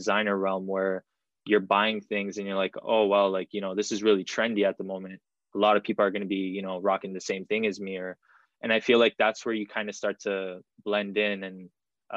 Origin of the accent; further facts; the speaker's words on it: Toronto, Ontario, Canada; I'm 25 years old and I am from Toronto, Canada.